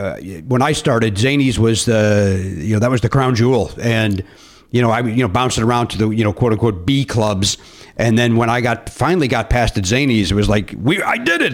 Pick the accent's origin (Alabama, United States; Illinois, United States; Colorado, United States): Illinois, United States; Chicago; I grew up in Chicago